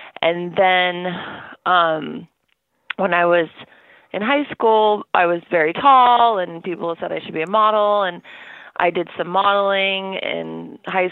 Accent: Orange County, Southern California, United States; moved away as an adult; also born or lived in New York; I grew up in Southern California in Orange County

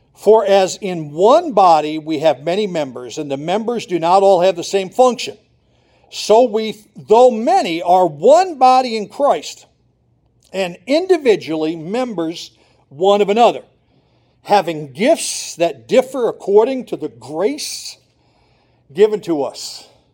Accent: Montrose, Pennsylvania, United States; I grew up in Montrose. I grew up in downtown Montrose, Pennsylvania.

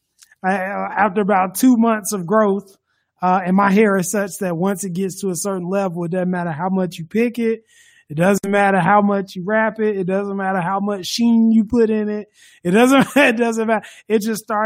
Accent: Durham, North Carolina, United States; I am from Durham, North Carolina

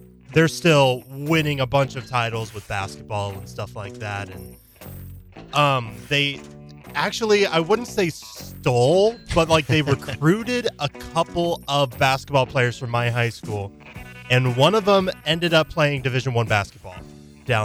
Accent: Topeka, Kansas, United States; I grew up in Topeka. I went to Seaman High School. It's a public school.

